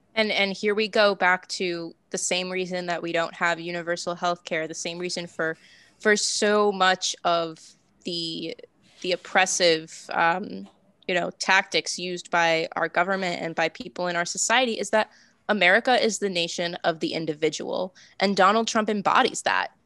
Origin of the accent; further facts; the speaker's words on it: Massachusetts, United States; I'm from Massachusetts. Um, I'm 20 minutes south of Boston